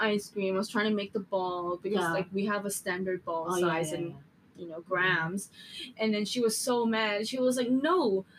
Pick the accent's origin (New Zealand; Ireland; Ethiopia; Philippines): Philippines; now in Hong Kong; I'm a Filipino at that time.